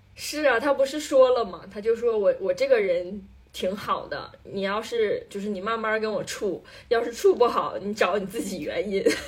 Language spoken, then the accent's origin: Chinese; Northeast China, China; 我们作为东北人